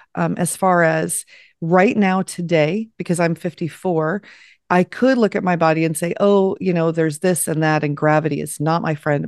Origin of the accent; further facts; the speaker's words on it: Los Angeles, California, United States; moved away as an adult; I grew up in Los Angeles